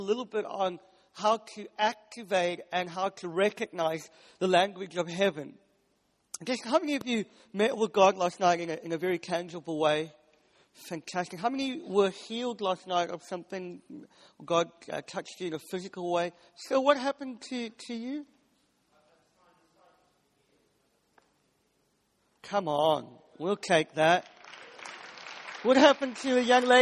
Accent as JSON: {"language": "English", "country": "South Africa", "moved": "yes", "lives_now": "United Kingdom", "said": "I'm South African"}